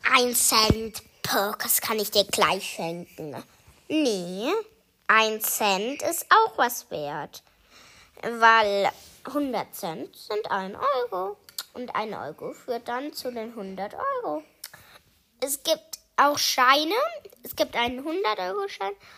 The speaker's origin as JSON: {"language": "German", "country": "Germany", "said": "ich komme aus Deutschland"}